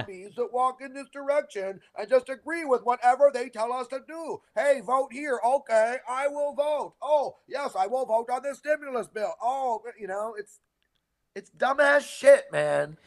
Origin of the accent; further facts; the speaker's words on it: Canada; now in California, United States; I'm Canadian